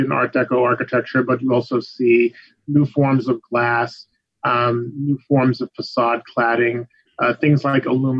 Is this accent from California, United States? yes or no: no; Long Island, New York, United States; also born or lived in Hudson River Valley, New York; I grew up on Long Island, actually, until I was about 12, and then we moved up to the Hudson River Valley.